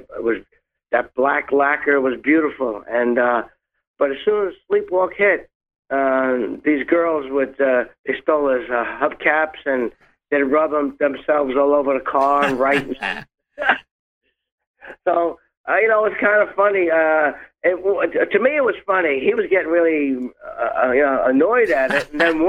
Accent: New York City, New York, United States; now in Long Island, United States; I was born in Brooklyn, grew up in Brooklyn, and after … hit, we had to move out of Brooklyn

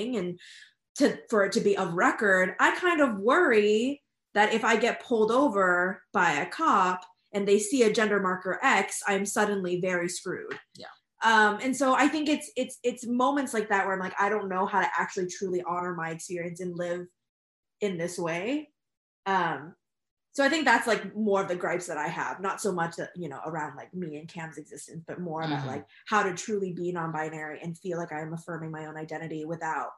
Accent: California, United States; now in Massachusetts, United States; I'm originally from California and am now living in Massachusetts

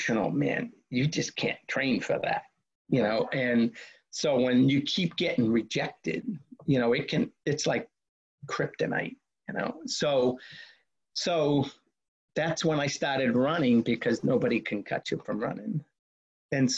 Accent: Boston, Massachusetts, United States; growing up in Boston

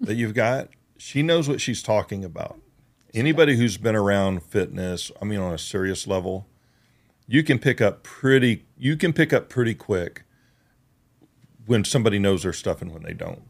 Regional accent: United States; moved away; also born or lived in Georgia / Oklahoma; I grew up in Georgia and Oklahoma.

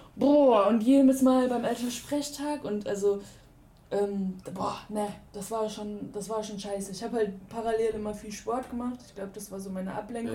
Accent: Ruhr area, North Rhine-Westphalia, Germany; now in Cologne, Germany; ich bin im, im Ruhrgebiet groß geworden

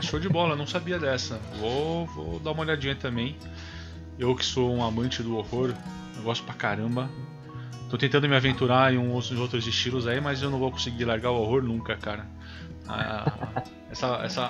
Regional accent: Brazil; accent: caipira; moved away; Eu sou do interior, não tô no interior agora, infelizmente, mas eu sempre fui do interior

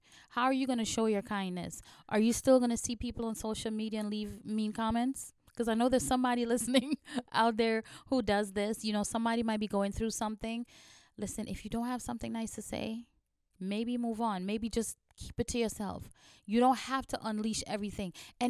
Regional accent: New York City, New York, United States; Listen, as a New Yorker, let me tell you, all day long, all day long, I'm running into people with an attitude. People from all walks of life live in New York.

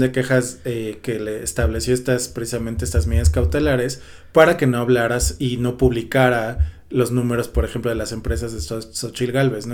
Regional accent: Mexico; como mexicanos

